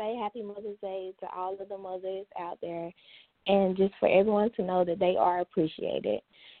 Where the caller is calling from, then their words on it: Mount Holly, North Carolina, United States; I'm calling from North Carolina.